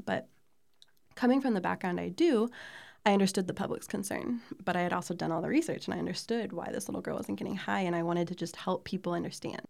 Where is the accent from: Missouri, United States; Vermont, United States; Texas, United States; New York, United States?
Missouri, United States; Columbia; I grew up here in Columbia, Missouri